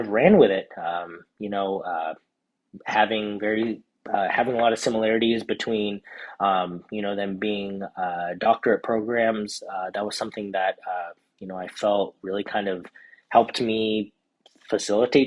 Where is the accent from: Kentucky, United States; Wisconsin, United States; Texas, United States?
Texas, United States; Houston; also born or lived in Southern California; now in Dallas, United States; I'm originally from Houston